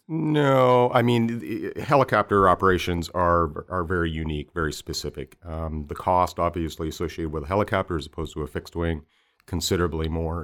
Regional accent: Alaska, United States; also born or lived in Bay Area, California; No, I'm originally from Alaska. I wasn't born there. I was actually six years old when we moved to Alaska from the Bay Area.

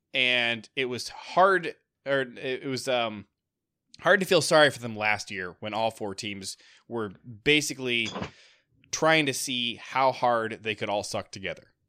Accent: Ohio, United States; now in Michigan, United States; I grew up in Ohio. I live in Michigan now.

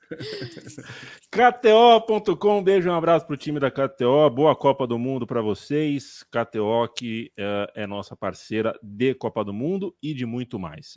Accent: Brazil; A gente, como brasileiro, a gente, como latino

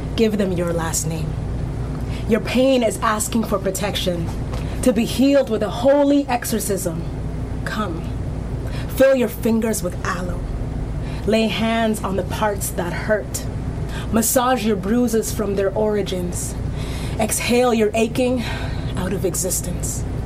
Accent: Antigonish, Nova Scotia, Canada; My hometown is actually Antigonish, Nova Scotia.

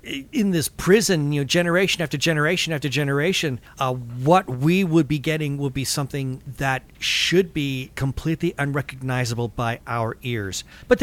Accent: California, United States; accent: Californian; If there's such a thing as a Californian accent, then that's what I have.

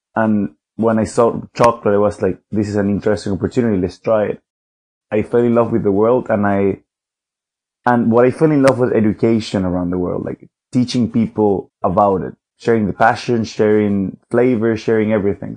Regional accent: Venezuela; now in London, United Kingdom; from Venezuela. I currently live in London though

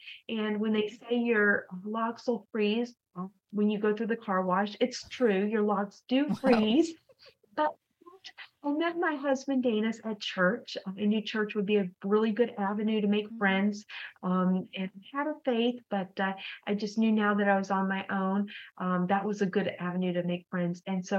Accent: Texas, United States; also born or lived in East Coast / Oklahoma; now in Minnesota, United States; I'm from the East Coast, but also ended up in Texas for high school and college. So I really say I'm from Texas because that's the state I lived in the longest for my period of my whole life.

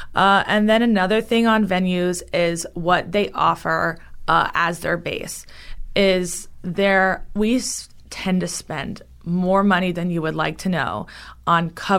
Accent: Key West, Florida, United States; moved away as an adult; now in Tampa, United States; I am from Key West, and that's, like, the number one wedding destination over Vegas in the country.

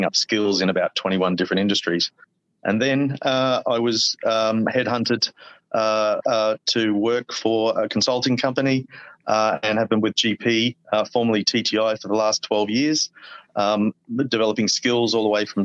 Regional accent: Queensland, Australia; now in Bangkok, Thailand; I'm Australian from Queensland

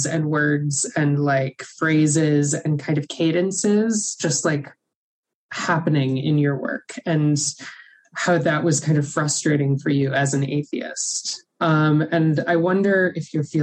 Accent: Birmingham, Alabama, United States; I grew up Catholic in Birmingham, Alabama

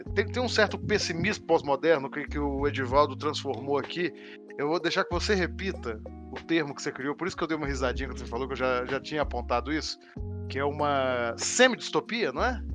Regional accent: Brazil; sendo artista no Brasil

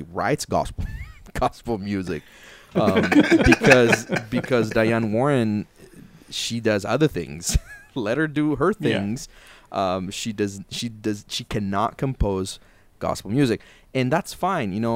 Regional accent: Italy; I come from Italy.

